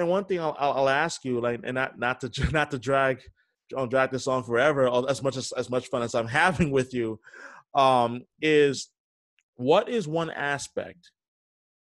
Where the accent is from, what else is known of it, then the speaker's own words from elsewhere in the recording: New York City, New York, United States; moved away as an adult; now in Boston, United States; I'm originally from New York, born and raised